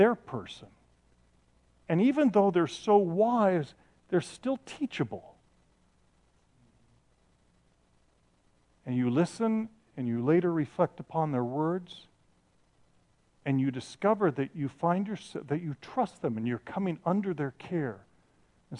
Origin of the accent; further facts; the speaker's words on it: Ireland; I'm from Ireland